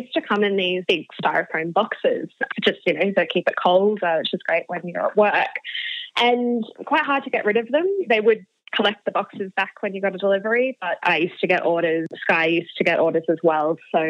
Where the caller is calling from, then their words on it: Sydney, New South Wales, Australia; I am calling from Alexandria, Sydney today, from my current share house.